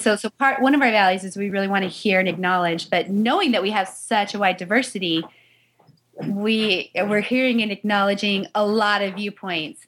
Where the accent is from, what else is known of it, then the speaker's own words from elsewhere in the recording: Salt Lake City, Utah, United States; I was born in Salt Lake City, Utah.